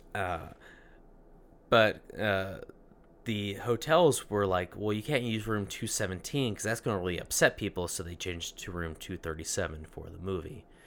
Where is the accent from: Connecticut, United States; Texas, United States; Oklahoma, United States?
Texas, United States; Dallas; I'm from Dallas.